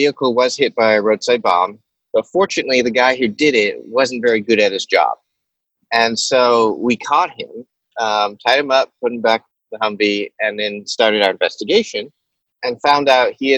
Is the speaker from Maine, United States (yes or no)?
yes; Solon, Maine, United States; I grew up in Solon, Maine, a town of 940 people.